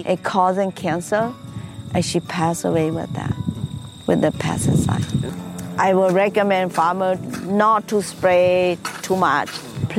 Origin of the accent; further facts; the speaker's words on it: Laos; now in Minnesota, United States; I am Hmong. I'm coming from Laos.